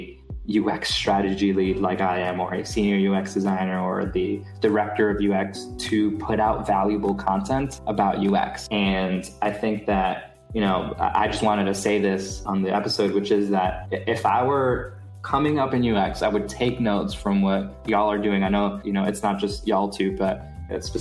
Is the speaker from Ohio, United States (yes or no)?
no; New York City, New York, United States; the neighborhood that I'm from in Brooklyn, which is Sunset Park.